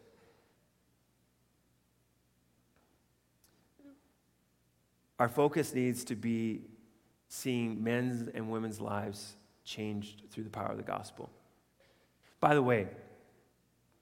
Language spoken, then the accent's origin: English; Canada; as Canadian citizens